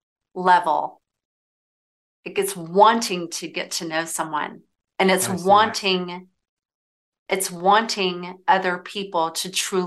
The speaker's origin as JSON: {"language": "English", "region": "Southern United States", "country": "United States", "tie": "born or raised there", "said": "I'll tell you, like growing up in the South, right?"}